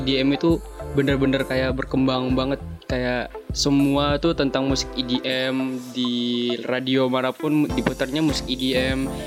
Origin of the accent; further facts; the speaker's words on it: near Jakarta, Greater Jakarta, Indonesia; Sebenarnya nggak Jakarta juga, cuman nggak jauh dari Jakarta